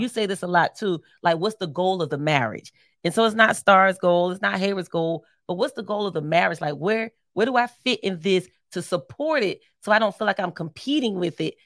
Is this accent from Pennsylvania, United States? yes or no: yes; Philadelphia, Pennsylvania, United States; I'm from Philly